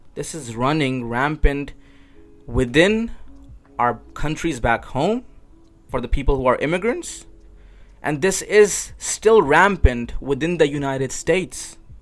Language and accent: English; Pakistan; moved away; when I was growing up in Pakistan